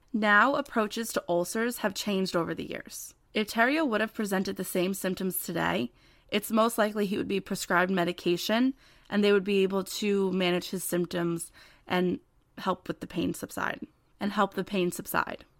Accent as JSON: {"language": "English", "region": "New Jersey", "country": "United States", "said": "I'm from New Jersey"}